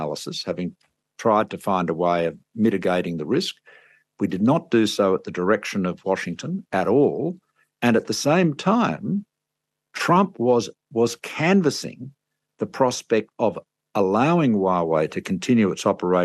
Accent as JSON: {"language": "English", "country": "Australia", "said": "I'm an Australian"}